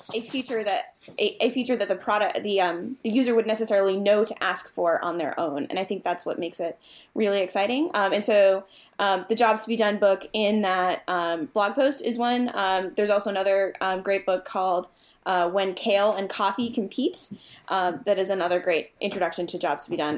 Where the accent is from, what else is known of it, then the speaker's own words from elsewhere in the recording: Massachusetts, United States; now in Virginia, United States; I am from Massachusetts